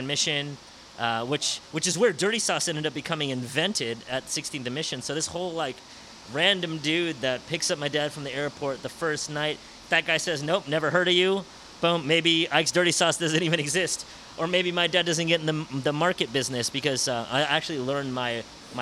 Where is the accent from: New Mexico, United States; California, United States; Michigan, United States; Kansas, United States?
California, United States; San Francisco; growing up in San Francisco, I grew up with three siblings.